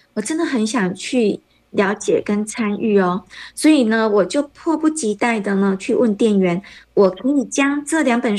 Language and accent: Chinese; Taiwan; moved away as an adult; now in Kuala Lumpur, Malaysia; 那我是来自台湾，因为嫁到马来西亚，所以呢现在住在吉隆坡。